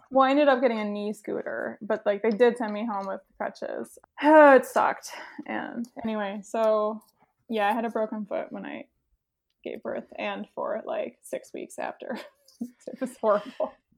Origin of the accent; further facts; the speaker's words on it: Saint Paul, Minnesota, United States; moved away; I grew up in Saint Paul